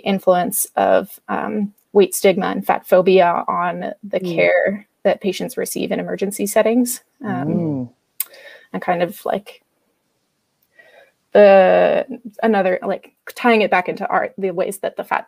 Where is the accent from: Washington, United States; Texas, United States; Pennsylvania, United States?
Washington, United States; Blaine; also born or lived in Tacoma, Washington; I grew up in Blaine, Washington, which is a little town up on the border with Canada